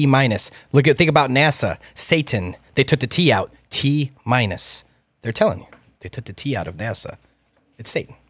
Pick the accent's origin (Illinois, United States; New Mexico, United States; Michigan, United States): Illinois, United States; Chicago; I'm from Chicago.